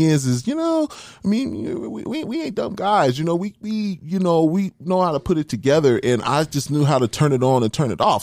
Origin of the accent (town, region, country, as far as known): Denver, Colorado, United States; born or raised there; also born or lived in Tyler, Texas / Huntsville, Texas